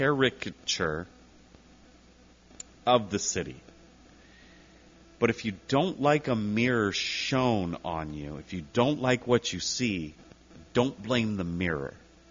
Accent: Whittier, California, United States; also born or lived in Pico Rivera; I was born and raised in Whittier. I live in Whittier now. But I went to school in Pico. I lived in Pico for a while.

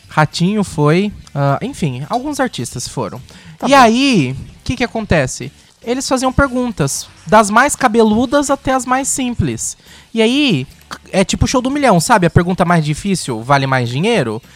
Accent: Brazil; sou brasileiro

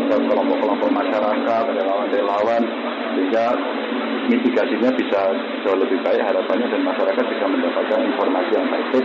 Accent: Surakarta, Central Java, Indonesia; kan tadi saya bilang saya orang Solo.

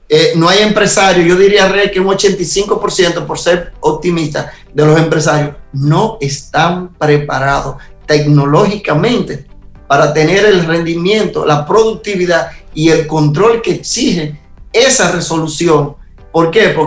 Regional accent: Dominican Republic; now in Israel; aunque yo soy dominicano y estoy en Israel, ese espacio de mi embajada es República Dominicana

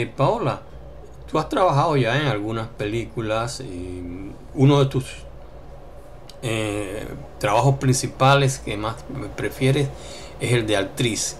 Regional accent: Colombia; moved away; como colombianos

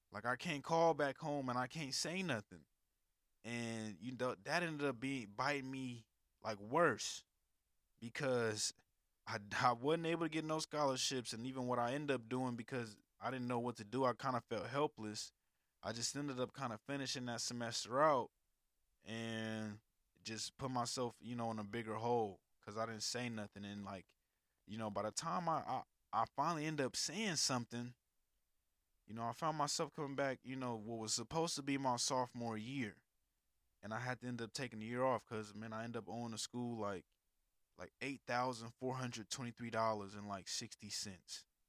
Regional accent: California, United States; moved away as an adult; also born or lived in Alabama; I was from California.

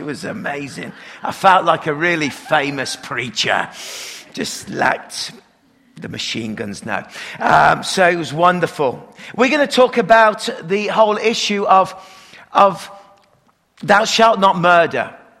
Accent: Canada; accent: Canadian; You can tell I still got my Canadian accent, so it's okay.

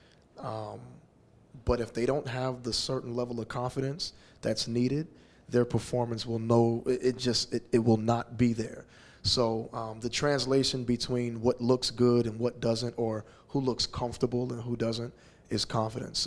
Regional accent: Houston, Texas, United States; moved away as an adult; also born or lived in Los Angeles; coming back to settle down in my hometown of Houston

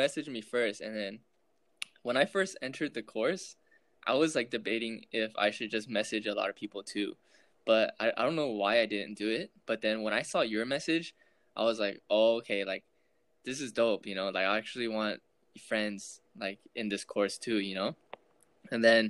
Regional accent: Southern California, United States; I grew up in Southern California

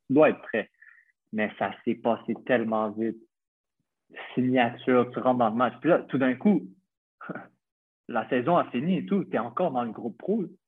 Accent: Montreal, Quebec, Canada; moved away as an adult; now in Malta; j'ai 26 ans, je viens de Montréal

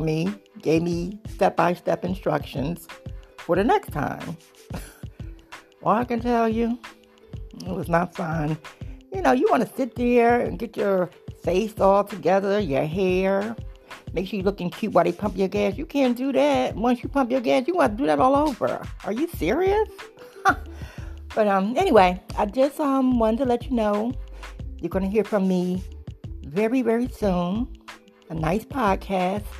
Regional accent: New Jersey, United States; moved away as an adult; also born or lived in Tennessee; now in Charlotte, United States; I'm originally from Jersey, um, and been in North Carolina, Charlotte, for about nine years.

